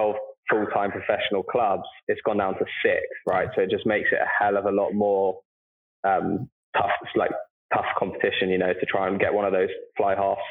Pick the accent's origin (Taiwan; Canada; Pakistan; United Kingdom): United Kingdom; London; moved away as an adult; also born or lived in Denver; it was in my hometown of London.